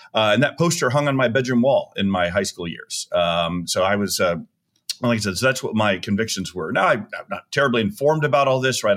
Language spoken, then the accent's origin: English; Tucson, Arizona, United States; so I grew up in Tucson, Arizona in the nineteen seventies and eighties